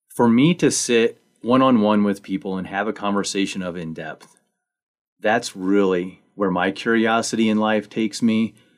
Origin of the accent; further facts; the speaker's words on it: Missouri, United States; also born or lived in Manitou Springs, Colorado; now in Buena Vista, United States; I actually grew up in Missouri